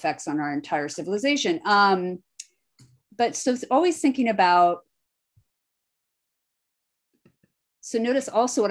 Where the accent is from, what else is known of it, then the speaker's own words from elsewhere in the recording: Iowa, United States; I'm born and bred in Iowa